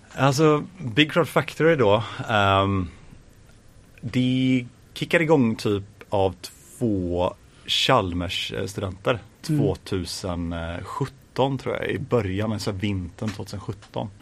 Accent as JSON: {"language": "Swedish", "town": "Gothenburg", "region": "Västra Götaland", "country": "Sweden", "tie": "born or raised there", "said": "Jag är faktiskt ifrån västra Göteborg så att jag är ifrån Grimmered"}